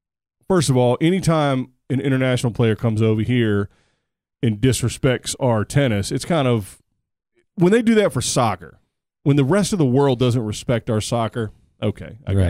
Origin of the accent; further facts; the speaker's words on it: United States; As an American, and we're the best at it.